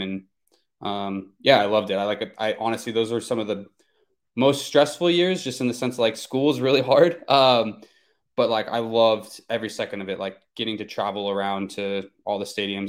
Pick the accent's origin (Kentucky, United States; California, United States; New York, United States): California, United States; Chico; my hometown of Chico, California